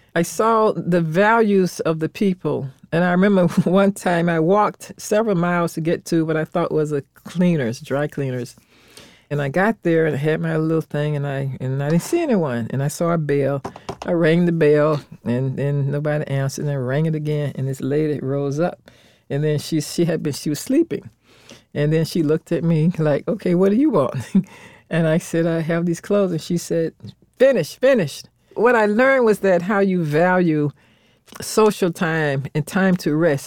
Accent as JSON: {"language": "English", "town": "Orlando", "region": "Florida", "country": "United States", "tie": "born or raised there", "said": "I grew up in Orlando, Florida, era strict segregation"}